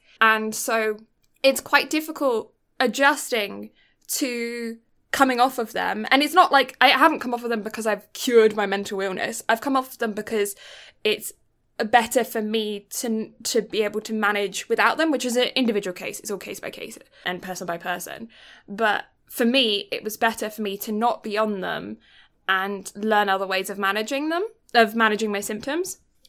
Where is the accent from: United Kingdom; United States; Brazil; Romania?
United Kingdom; And no, I'm just British, so translucent.